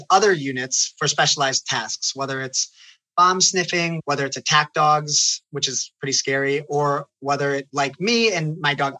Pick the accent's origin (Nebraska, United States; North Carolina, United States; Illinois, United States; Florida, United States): Illinois, United States; Chicago; instilled their love for Israel in us when we were growing up in Chicago